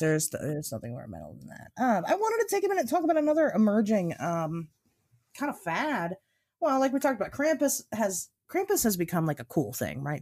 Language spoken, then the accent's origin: English; United States; we're American